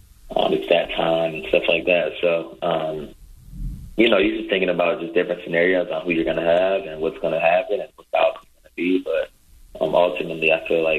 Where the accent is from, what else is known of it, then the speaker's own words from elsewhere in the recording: Michigan, United States; now in Tampa, United States; I'm from Michigan, so I'm used to, you know, being cold and having seasons change all the time